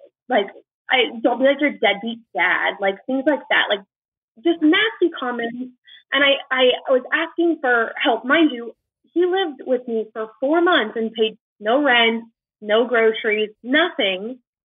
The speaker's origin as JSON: {"language": "English", "town": "Orlando", "region": "Florida", "country": "United States", "said": "I am 24 and I'm from Orlando, Florida."}